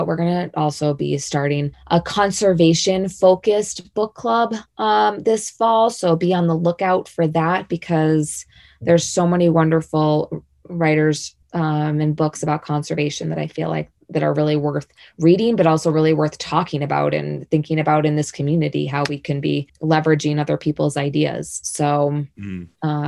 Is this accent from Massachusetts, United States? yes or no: yes; Boston, Massachusetts, United States; moved away as an adult; now in Jackson, United States; I grew up in Boston.